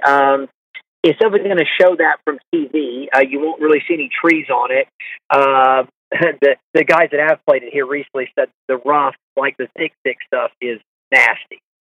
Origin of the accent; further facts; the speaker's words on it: Augusta, Georgia, United States; we're from the South and from Augusta